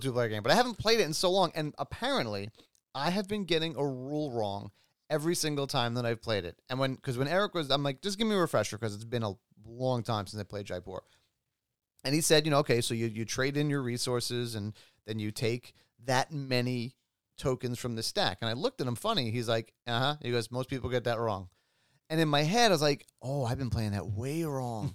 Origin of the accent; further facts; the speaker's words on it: New York, United States; I grew up in New York